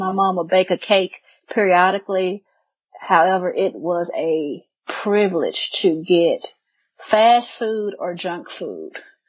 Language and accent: English; Mississippi, United States; I grew up in Mississippi. I remember we had corn, okra, tomatoes. We had pigs, chickens, and I'm 35 years old